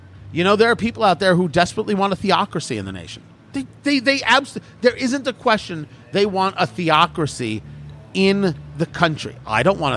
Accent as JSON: {"language": "English", "region": "New Jersey", "country": "United States", "tie": "born or raised there", "said": "I grew up in New Jersey"}